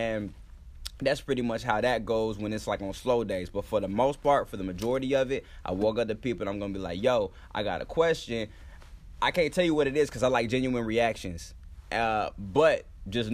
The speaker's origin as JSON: {"language": "English", "region": "Florida", "country": "United States", "tie": "born or raised there", "moved": "as an adult", "lives_now": "Los Angeles, United States", "said": "I'm from here, but I was raised in Florida, but I'm from here"}